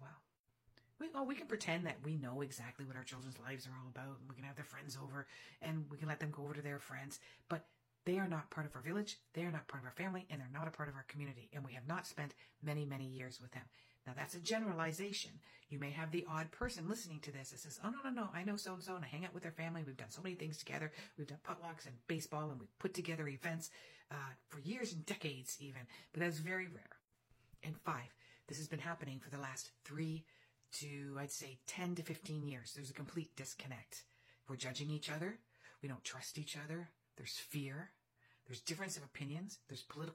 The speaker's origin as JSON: {"language": "English", "country": "Canada", "said": "I'm Canadian"}